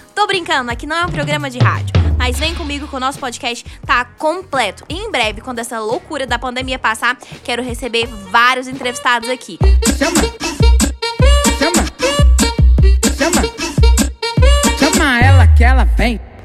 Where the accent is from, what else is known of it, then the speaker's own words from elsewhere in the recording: Goiânia, Goiás, Brazil; sou de Goiânia, sou uma brasileira comum